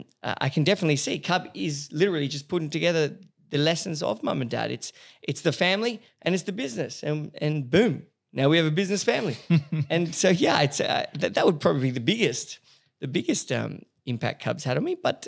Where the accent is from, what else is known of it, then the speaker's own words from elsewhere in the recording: Paris, Île-de-France, France; also born or lived in Sydney, Australia; I was born here in Sydney, and I grew up in, like most people know, I did my high schooling and a bit of uni in Paris.